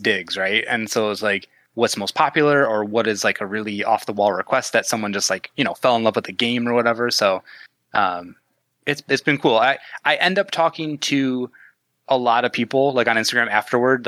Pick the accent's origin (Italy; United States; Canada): Canada; Midwest Canada, Canadian Prairies; accent: Midwest Canadian; Midwest Canadian accent